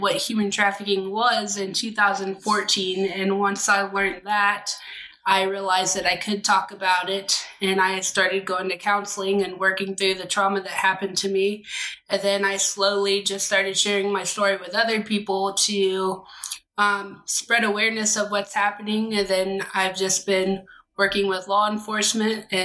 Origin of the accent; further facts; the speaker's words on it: Central Florida, United States; I grew up in Central Florida